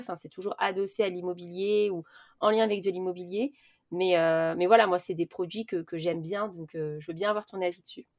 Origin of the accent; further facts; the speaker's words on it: Paris, Île-de-France, France; je viens de Paris